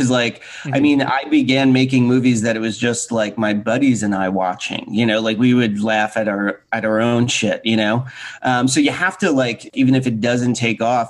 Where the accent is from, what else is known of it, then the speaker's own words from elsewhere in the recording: New Jersey, United States; kid growing up in New Jersey